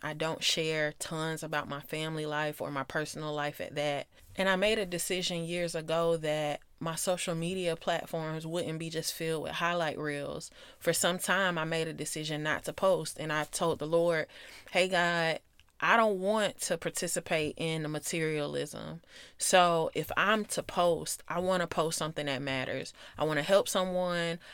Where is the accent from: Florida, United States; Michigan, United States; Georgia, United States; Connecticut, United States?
Georgia, United States; Atlanta; I grew up in South Metro Atlanta. And if you know the area, then I'm from Clayco